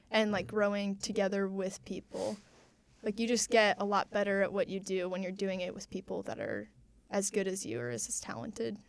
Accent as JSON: {"language": "English", "town": "Warsaw", "region": "Indiana", "country": "United States", "tie": "born or raised there", "said": "I grew up in Warsaw, Indiana"}